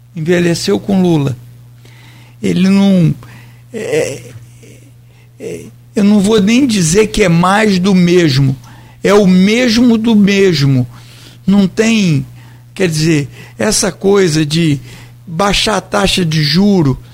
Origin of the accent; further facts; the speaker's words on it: Brazil; sou brasileiro